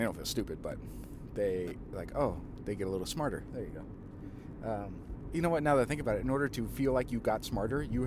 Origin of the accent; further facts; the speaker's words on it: Southern Illinois, United States; I'm kind of from Illinois, from Southern Illinois